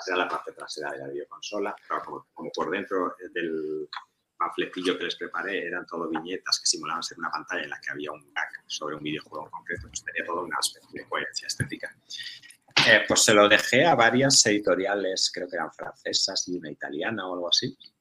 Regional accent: Tortosa, Catalonia, Spain; que yo soy de Tortosa

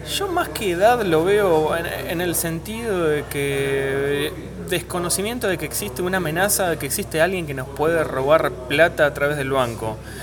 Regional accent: Argentina; nosotros como argentinos

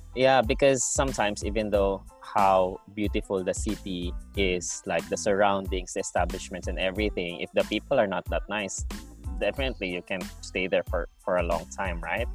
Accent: Philippines; now in Australia; because we're from the Philippines

